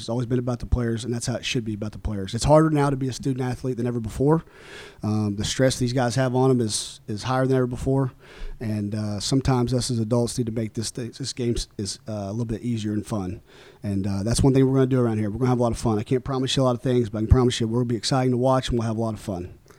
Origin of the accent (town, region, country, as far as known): Oklahoma, United States; born or raised there; moved away